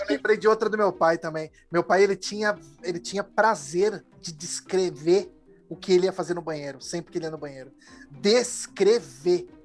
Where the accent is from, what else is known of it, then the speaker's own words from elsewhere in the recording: São Paulo, Brazil; Eu, que sou de São Paulo